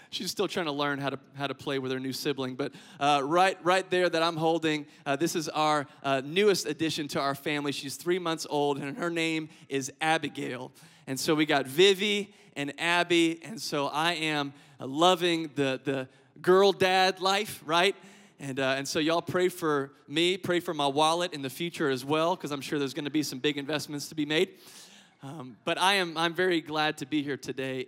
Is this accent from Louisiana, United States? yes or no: yes; Lafayette, Louisiana, United States; moved away as an adult; now in Biloxi, United States; I'm originally from Lafayette, Louisiana